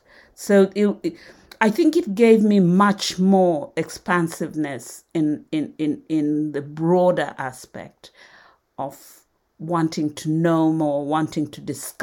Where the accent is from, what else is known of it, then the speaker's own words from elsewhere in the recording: Nairobi, Kenya; born there; although I was born in Nairobi, we always went back to Western Kenya, where my antecedents came from. And there it was still very, very rural.